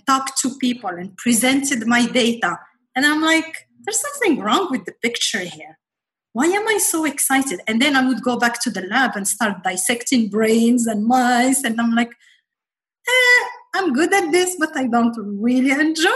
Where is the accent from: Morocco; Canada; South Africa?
Morocco; moved away as an adult; also born or lived in Paris, France; now in United States; I grew up in Morocco.